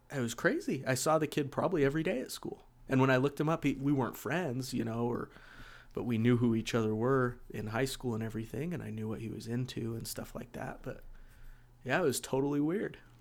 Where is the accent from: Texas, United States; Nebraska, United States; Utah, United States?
Utah, United States; West Jordan; I grew up here in West Jordan too